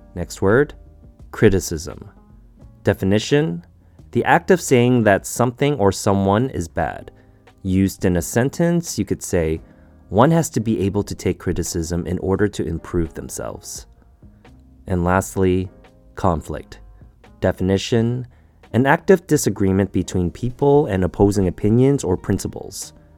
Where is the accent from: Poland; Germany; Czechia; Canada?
Canada; As a Canadian, we tend to say sorry a lot.